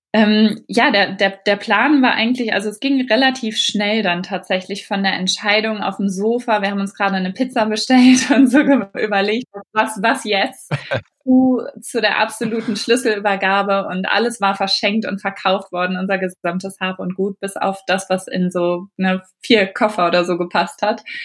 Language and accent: German; Germany; moved away as an adult; also born or lived in Mexico; now in England, United Kingdom; als Deutscher